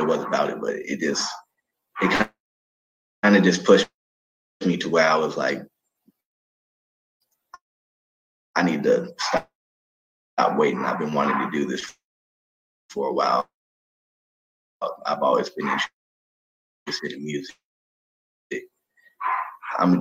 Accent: Atlanta, Georgia, United States; now in California, United States; from Atlanta

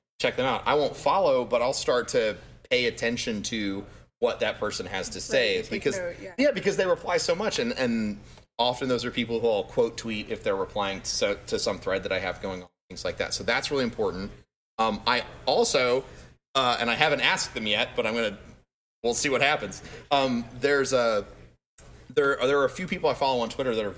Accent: Florida, United States; I'm from Florida

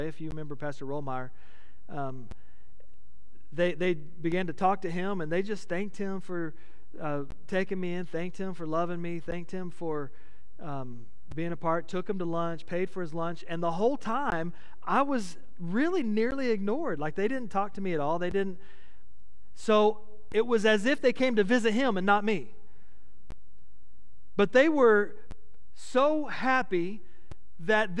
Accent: Midland, Texas, United States; moved away as an adult; also born or lived in Grand Prairie, Texas; I moved from Midland to Grand Prairie, so I was in the big city, you know. I was in the Metroplex, and I'd always lived in a small West Texas town

